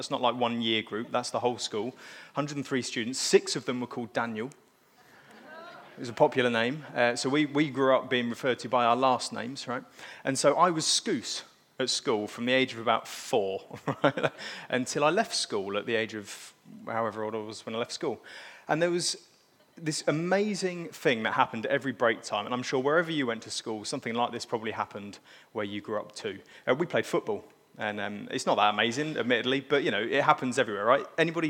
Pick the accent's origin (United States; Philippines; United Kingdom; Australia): United Kingdom; East of England; now in Scunthorpe, United Kingdom; So I grew up in South Cambridgeshire, because you'll recognise that my accent's not from Scunthorpe, and as Elena said, we're recent migrants to the area.